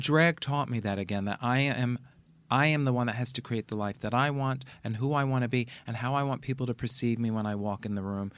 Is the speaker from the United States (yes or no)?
yes; New York City, New York, United States; I grew up in the Bronx